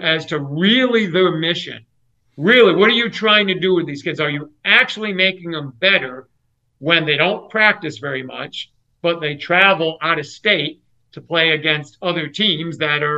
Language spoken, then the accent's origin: English; New York area, United States; moved away; I grew up in the New York area